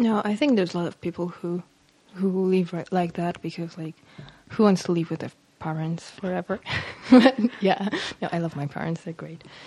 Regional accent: Warsaw, Masovian Voivodeship, Poland; English is a second language; I'm from Warsaw. I mean, I was born in Warsaw

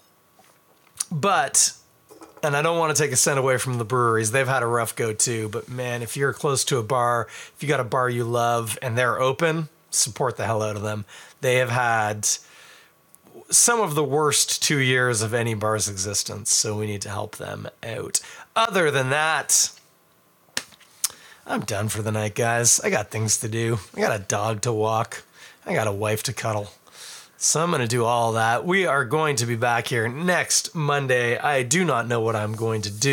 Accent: Toronto, Ontario, Canada; I am from Toronto

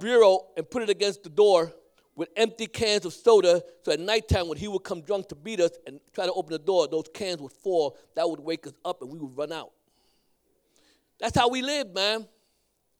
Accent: New York City, New York, United States; I grew up in Brooklyn. I'm a Brooklyn boy.

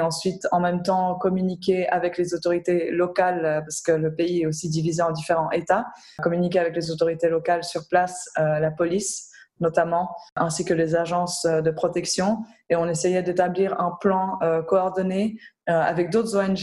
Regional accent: Geneva, Switzerland; also born or lived in Belgium / Lebanon; j'ai grandi à Genève aussi, hein, entourée d'organisations internationales partout

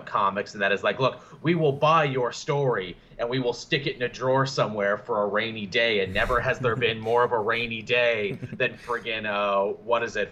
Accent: Canada; I'm Canadian

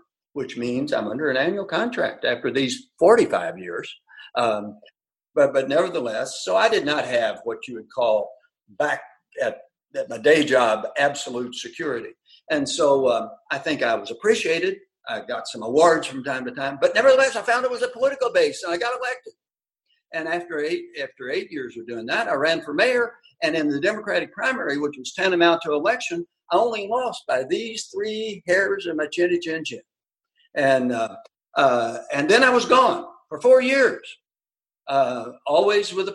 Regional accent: Louisville, Kentucky, United States; also born or lived in Daviess County, Kentucky; I was raised until I was 13 in what's now predominantly African-American West Louisville

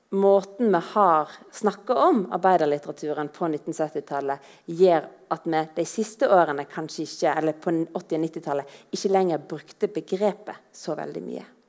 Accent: Voss, Vestland, Norway; Som vossing

